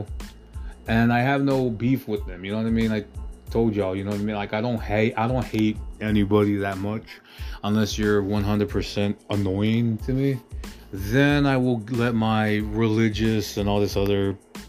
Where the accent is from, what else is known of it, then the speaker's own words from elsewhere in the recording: United States; I am American